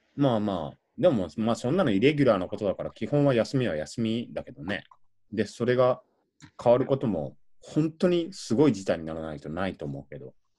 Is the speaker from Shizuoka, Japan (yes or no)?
yes; Shizuoka, Japan; born or raised there; moved away